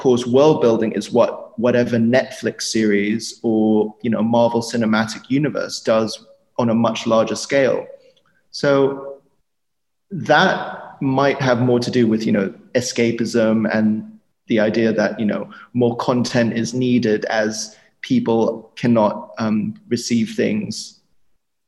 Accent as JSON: {"language": "English", "country": "Germany", "tie": "born or raised there", "said": "I was born in Germany"}